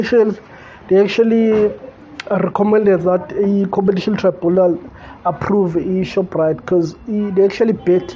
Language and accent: English; South Africa; as an entrepreneur and as a South African